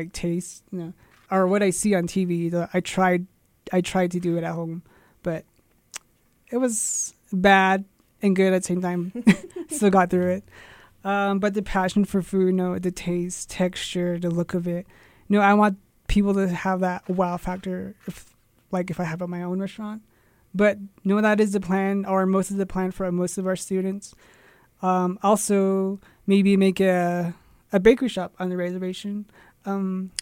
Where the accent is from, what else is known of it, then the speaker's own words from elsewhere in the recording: Tuba City, Arizona, United States; now in Crownpoint, United States; I come from Arizona, small town, Tuba City, to be exact